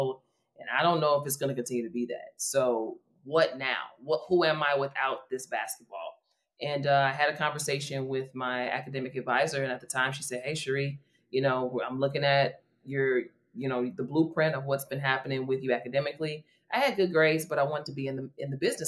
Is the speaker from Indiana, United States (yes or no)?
no; Calumet City, Illinois, United States; I am from Calumet City, Illinois. It's about 15 minutes south of the south side of Chicago.